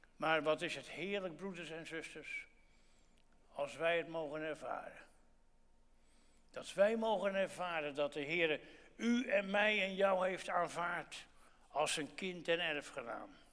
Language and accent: Dutch; Gouda, South Holland, Netherlands; ik ben in Gouda geboren. En toen ik kind was, was de donderdags in Gouda altijd varkensmarkt